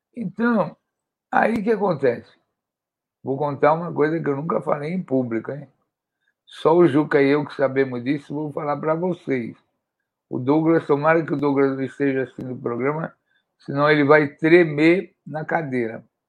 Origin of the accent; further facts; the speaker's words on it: São Paulo, Brazil; eu sou aqui da zona leste da cidade de São Paulo